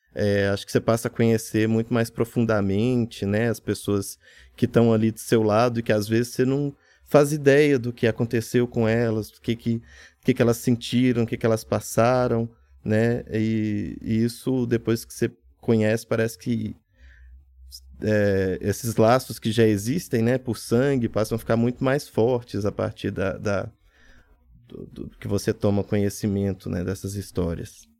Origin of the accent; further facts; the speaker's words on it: Padre Paraíso, Minas Gerais, Brazil; minha cidade natal, Padre Paraíso, interior de Minas